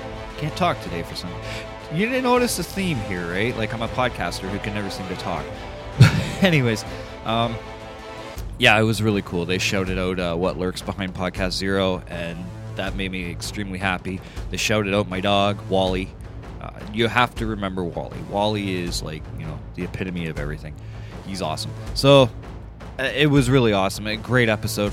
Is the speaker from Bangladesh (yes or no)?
no; Canada; I'm truly Canadian